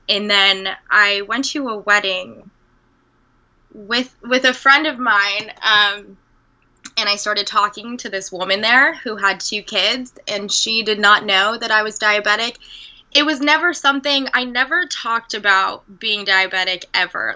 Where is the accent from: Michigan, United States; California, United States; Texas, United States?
California, United States; Redondo Beach; moved away as an adult; also born or lived in Denver, Colorado; I grew up in Redondo Beach